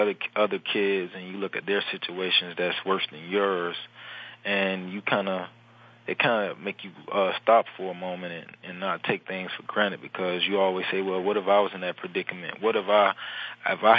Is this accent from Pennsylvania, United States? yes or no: no; Miami, Florida, United States; now in New Orleans, United States; growing up in Miami as a young boy was kind of hard